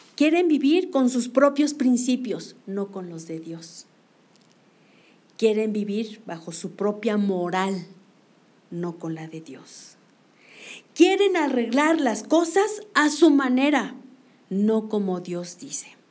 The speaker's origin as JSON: {"language": "Spanish", "country": "Mexico", "said": "como mexicanos"}